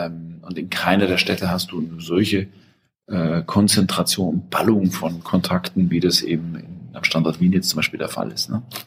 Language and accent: German; Germany; als Deutscher